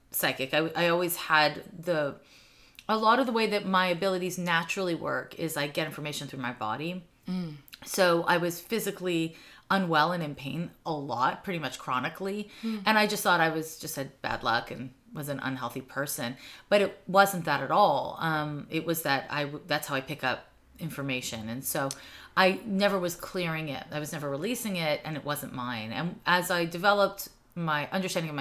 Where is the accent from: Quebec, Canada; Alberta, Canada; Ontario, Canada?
Quebec, Canada; Montreal; also born or lived in San Francisco; now in Oakland, United States; But I grew up in Snowden neighborhood.